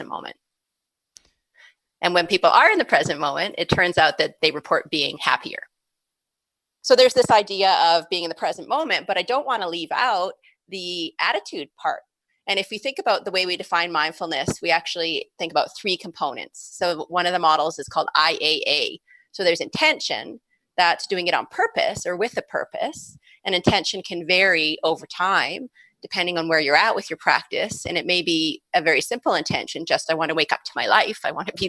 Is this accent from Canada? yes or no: yes; Calgary, Alberta, Canada; came back to my hometown of Calgary